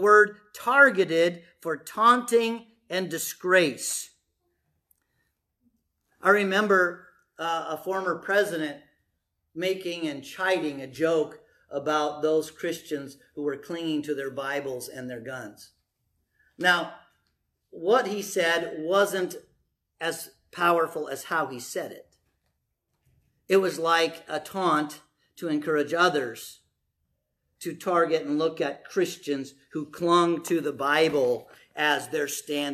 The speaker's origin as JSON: {"language": "English", "country": "United States", "said": "I'm an American"}